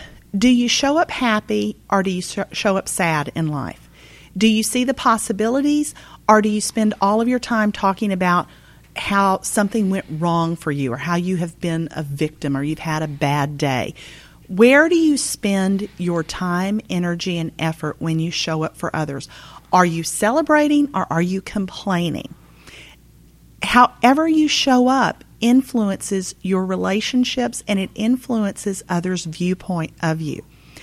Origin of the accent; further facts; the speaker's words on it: Texas, United States; I'm from Texas. I have on occasion.